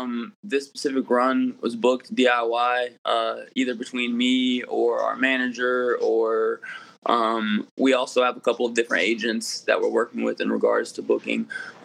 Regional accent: Columbia, South Carolina, United States; We're from Columbia, South Carolina, but, you know, South Carolina, North Carolina, the Carolinas

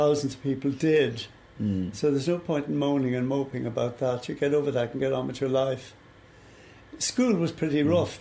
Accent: Dublin, Leinster, Ireland; also born or lived in Monkstown; I grew up in Blackrock, in the district you're

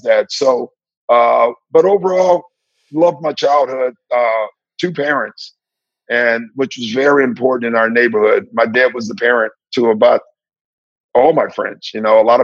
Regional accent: Maywood, Illinois, United States; moved away; also born or lived in San Antonio; I'm from Maywood and I'm Black

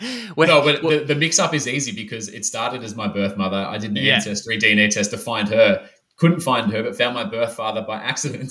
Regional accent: Melbourne, Victoria, Australia; moved away as an adult; I'm back in my hometown, hometown of Melbourne

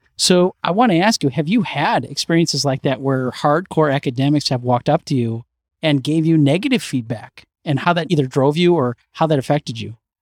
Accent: Chicago, Illinois, United States; now in New York, United States; I'm from Chicago

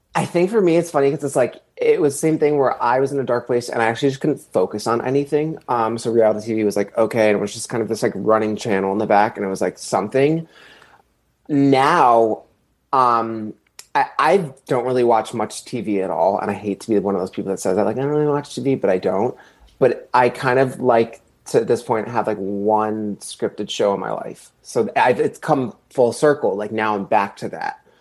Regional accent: East Coast, United States; I'm actually from the East Coast

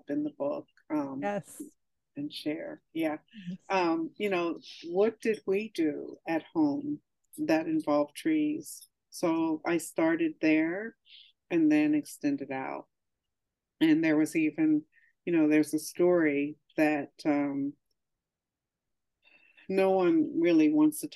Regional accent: New Jersey, United States; moved away; also born or lived in Montclair, New Jersey / East Orange, New Jersey; once we moved to South Jersey and into the area that I lived, there were no sidewalks or curbs

